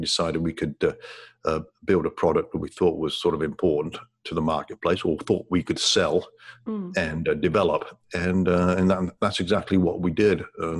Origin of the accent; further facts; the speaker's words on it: England, United Kingdom; moved away as an adult; also born or lived in Ottawa, Canada; when I was growing up in England, I had a decent job, but I was offered an opportunity in Ottawa, Canada, to work for a technology company